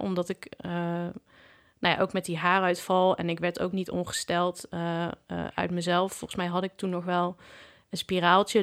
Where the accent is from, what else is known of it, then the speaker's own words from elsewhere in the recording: Breda, North Brabant, Netherlands; Ik kom uit Breda